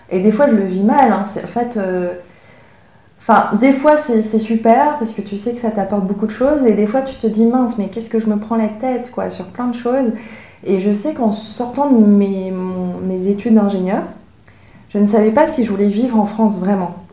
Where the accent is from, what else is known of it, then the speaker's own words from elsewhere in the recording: Hong Kong; born there; en plus, moi, je suis née à Hong Kong, alors ça crée aussi une ambiguïté parce que euh, les Hongkongais sont très fiers de dire qu'ils sont Hongkongais